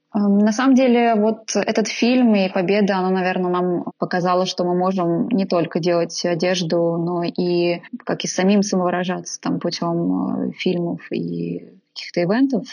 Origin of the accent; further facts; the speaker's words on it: Naberezhnye Chelny, Tatarstan, Russia; now in Moscow, Russia; в Татарстане, в Набережных-Челнах, откуда я родом